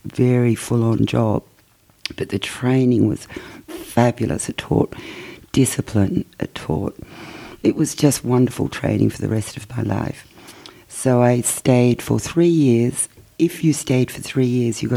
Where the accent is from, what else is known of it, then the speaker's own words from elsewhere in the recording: Coburg, Victoria, Australia; when I was growing up in Coburg